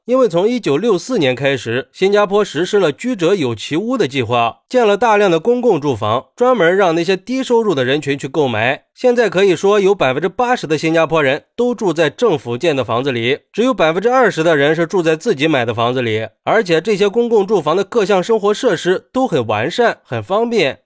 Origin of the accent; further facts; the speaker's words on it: China; 作为一个中国人